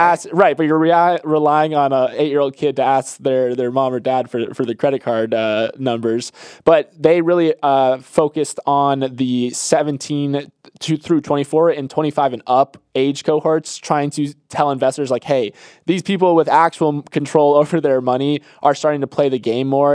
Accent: Florida, United States; I'm from Florida

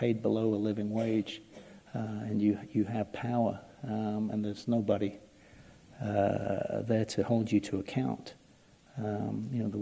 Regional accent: England, United Kingdom; now in United States; as an Englishman

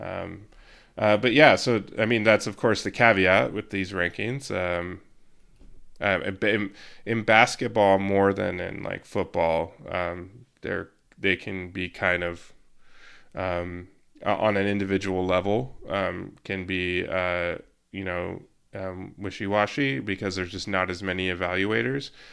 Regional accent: Yakima Valley, Washington, United States; moved away; I'm from the Yakima Valley and I have family there still

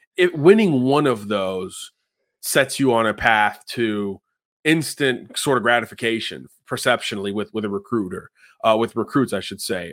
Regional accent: Miami, Florida, United States; my hometown, F I U Panthers

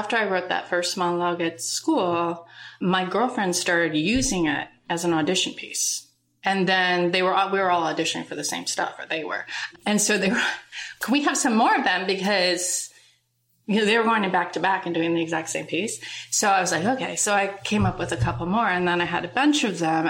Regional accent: Minnesota, United States; we grew up in Minnesota

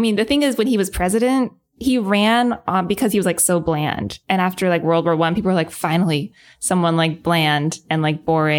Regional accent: United States; also born or lived in France

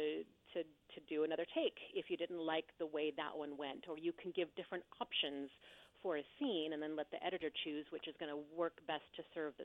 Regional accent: Pacific Northwest, United States; moved away as an adult; now in Los Angeles, United States; I grew up in the Pacific Northwest

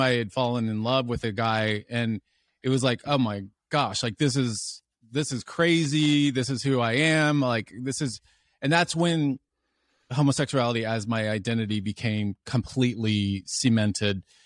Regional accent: Dallas, Texas, United States; I grew up in Dallas, Texas

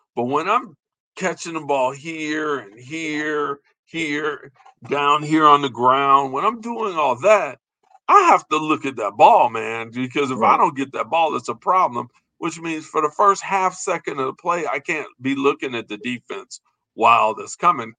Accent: Chicago, Illinois, United States; we're from Chicago

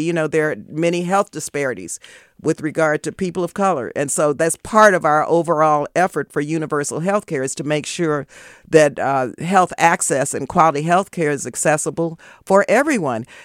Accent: El Paso, Texas, United States; now in Oakland, United States; I was born and raised in El Paso, Texas

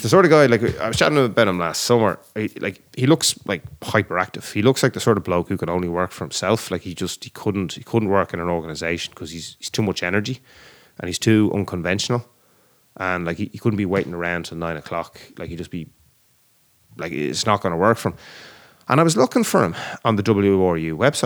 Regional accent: Ireland; we're Irish

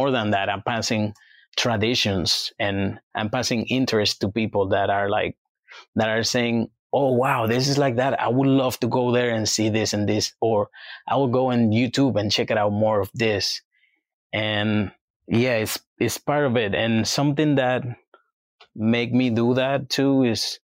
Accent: Dominican Republic; now in New York, United States; where I come from Dominican Republic

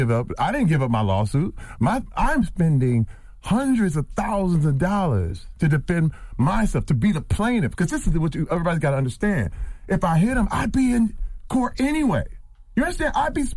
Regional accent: Flint, Michigan, United States; I'm from Flint, Michigan.

